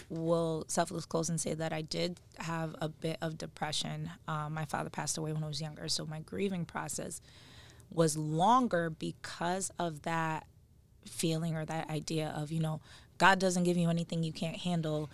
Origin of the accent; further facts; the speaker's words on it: Stamford, Connecticut, United States; We are both from Stanford, um, born and raised